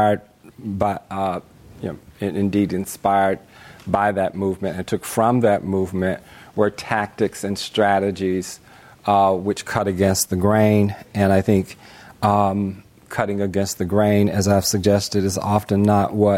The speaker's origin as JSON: {"language": "English", "town": "Greensboro", "region": "North Carolina", "country": "United States", "tie": "born or raised there", "said": "my hometown, Greensboro, North Carolina."}